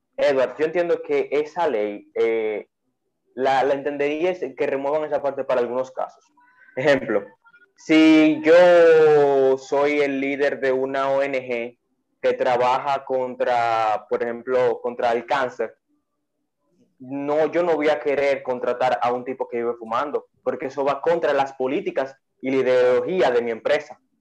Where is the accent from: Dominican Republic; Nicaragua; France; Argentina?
Dominican Republic; ya conocemos como dominicanos